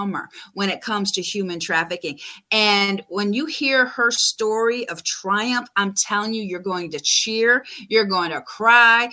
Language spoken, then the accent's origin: English; Buffalo, New York, United States; moved away; I grew up my younger years in Buffalo